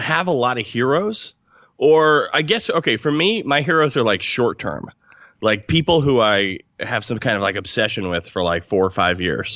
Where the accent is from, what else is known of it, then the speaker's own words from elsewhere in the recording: Albany, New York, United States; moved away as an adult; now in Los Angeles, United States; I'm from Albany, New York